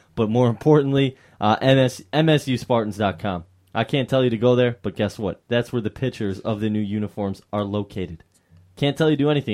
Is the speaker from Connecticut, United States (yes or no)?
no; Mount Clemens, Michigan, United States; my hometown of Mount Clemens, Michigan